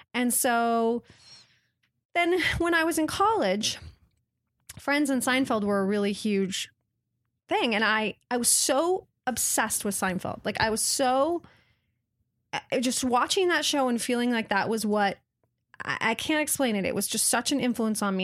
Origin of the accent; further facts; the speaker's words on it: Waitsburg, Washington, United States; I grew up in a little town in Washington State, actually called Waitsburg